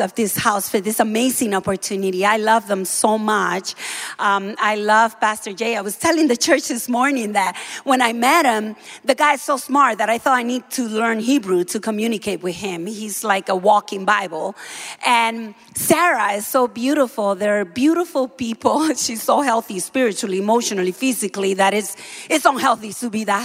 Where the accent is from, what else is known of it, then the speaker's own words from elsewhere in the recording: Dominican Republic; moved away; I am from the Dominican Republic. I am from a Caribbean island.